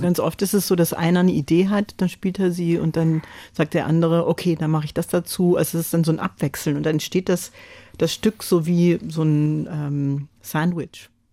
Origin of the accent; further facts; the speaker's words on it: United States; first language French; German is a second language; moved away; ich bin Amerikanerin und immer selbstverständlich auf Englisch gesprochen, äh, geschrieben habe auch